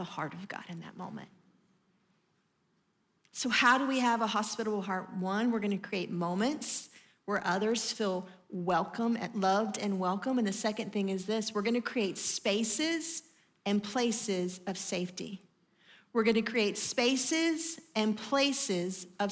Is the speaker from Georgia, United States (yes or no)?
yes; Atlanta, Georgia, United States; I'm from Atlanta